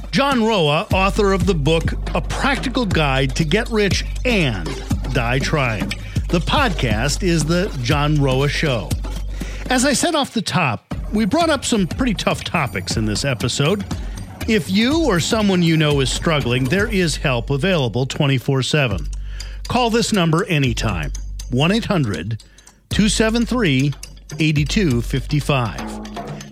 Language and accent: English; Chicago, Illinois, United States; I'm from Chicago